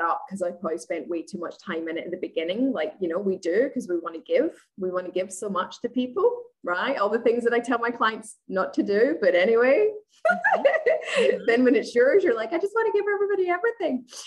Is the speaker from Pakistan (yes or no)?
no; Scotland, United Kingdom; moved away as an adult; now in Australia; I'm originally from Scotland, but I live in Australia. I've been here for eight and a half years.